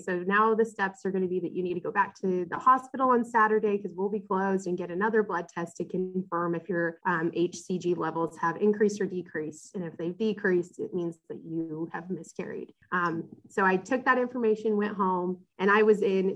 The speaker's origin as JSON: {"language": "English", "region": "West Coast", "country": "United States", "also_born_or_lived": "Rexburg, Idaho", "moved": "as an adult", "lives_now": "North Carolina, United States", "said": "I'm from the West Coast."}